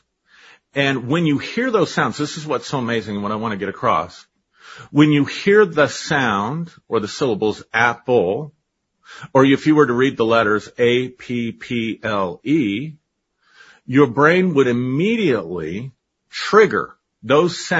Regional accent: United States; first language English; I learned English because I grew up in America

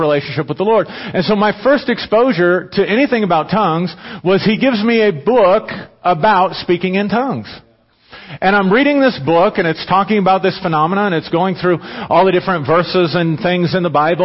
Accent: Pueblo, Colorado, United States; I'm from Pueblo

